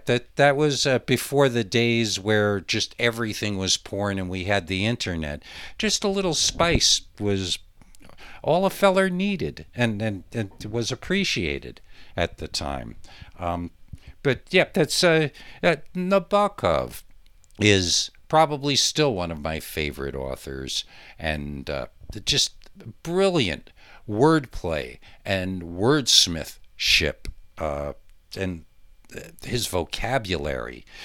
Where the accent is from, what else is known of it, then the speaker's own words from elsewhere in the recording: Monticello, New York, United States; my hometown of Monticello, New York